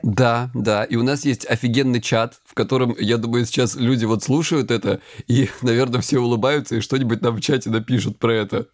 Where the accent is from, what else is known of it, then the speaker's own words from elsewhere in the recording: Krasnodar Krai, Russia; я лысый и я с Кубани